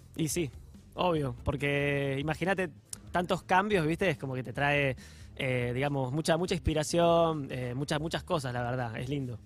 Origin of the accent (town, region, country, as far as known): Mar de Ajó, Buenos Aires Province, Argentina; born or raised there; also born or lived in Boston